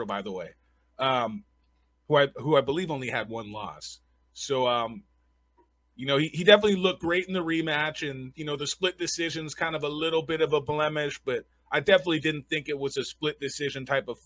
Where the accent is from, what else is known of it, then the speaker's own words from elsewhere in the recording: Southern California, United States; moved away as an adult; now in Las Vegas, United States; I come from Southern California